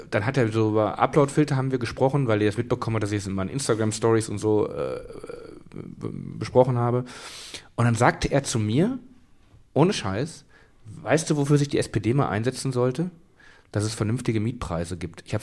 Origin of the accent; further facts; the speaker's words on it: Kamen, North Rhine-Westphalia, Germany; Aus meiner Heimatstadt Kamen